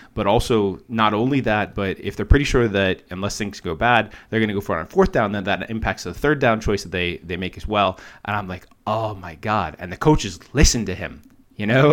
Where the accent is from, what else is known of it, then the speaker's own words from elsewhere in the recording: United States; moved away; Grew up there